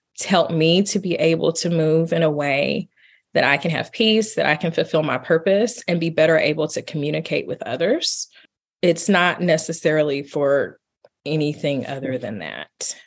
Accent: Marshall, Texas, United States; I was born in Marshall, Texas. I grew up in East Texas

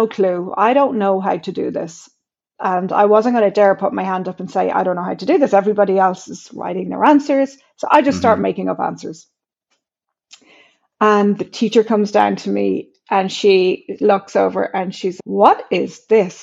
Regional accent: Ireland; growing up in Ireland, I was born in the mid-70s

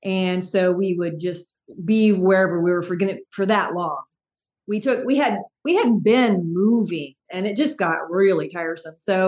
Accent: Bellevue, Washington, United States; moved away as an adult; now in Eastern Washington, United States; I was born over in Bellevue

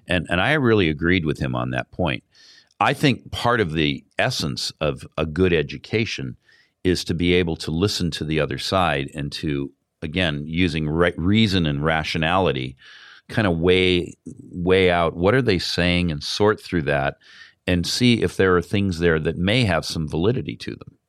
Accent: California, United States; I come from California

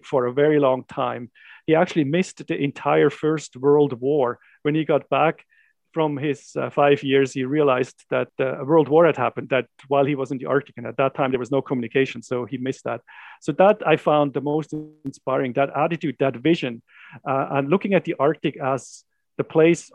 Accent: Switzerland; moved away as an adult; now in Canada; I grew up in the Swiss Jura Mountains

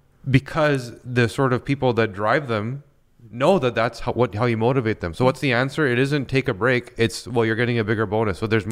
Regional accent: Vancouver, British Columbia, Canada; So I grew up in BC in Vancouver, mm-hmm, and I love skiing.

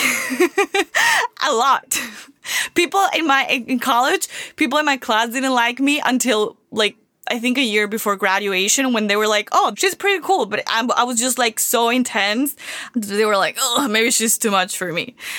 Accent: Venezuela; moved away as an adult; now in United States; I came from Venezuela, I didn't come from, not even a school here

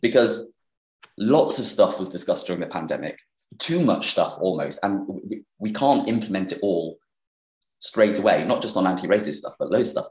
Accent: Sheffield, Yorkshire and the Humber, United Kingdom; moved away as an adult; Sheffield, which is my hometown. So I grew up in Sheffield. I lived there until I was 18

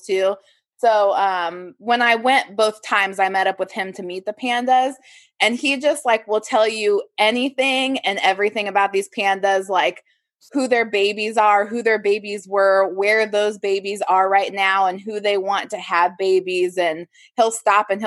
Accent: Ohio, United States; also born or lived in Columbus, Ohio; But I am from Ohio. I was living in Columbus, Ohio, and I grew up with my grandma

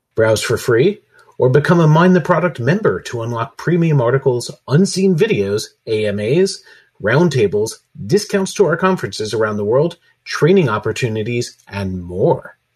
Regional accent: New York City, New York, United States; Staten Island Chuck is from my hometown

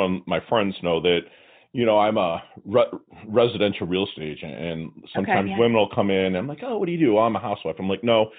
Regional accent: Detroit, Michigan, United States; You know, I'm from Detroit.

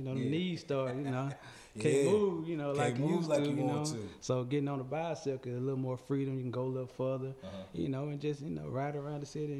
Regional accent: Hattiesburg, Mississippi, United States; moved away; I was born in Hattiesburg, Mississippi.

